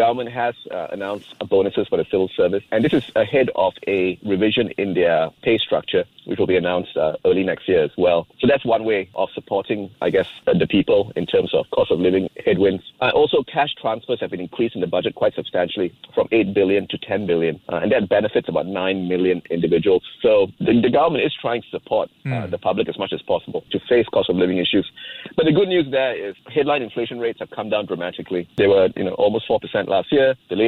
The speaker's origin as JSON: {"language": "English", "country": "Singapore", "said": "You know, being a Singaporean, you know petrol in Malaysia is extremely cheap, very heavily subsidized."}